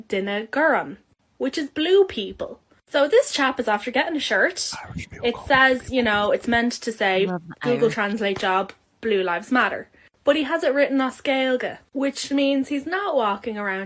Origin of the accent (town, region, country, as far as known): Ireland